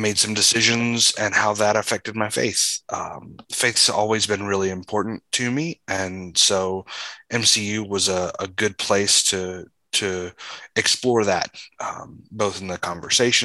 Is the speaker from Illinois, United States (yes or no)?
no; Phenix City, Alabama, United States; moved away as an adult; now in St. Louis, United States; I grew up in Phoenix City, Alabama. I lived there until it was time to go to college